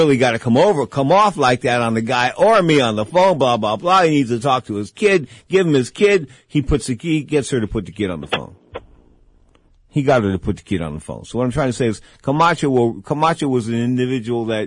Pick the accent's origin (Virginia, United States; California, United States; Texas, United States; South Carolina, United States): California, United States; San Francisco; I was born in San Francisco